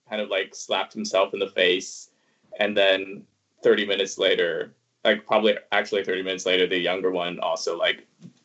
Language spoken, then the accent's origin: English; Hong Kong; born there; Yeah, because I was born in Hong Kong.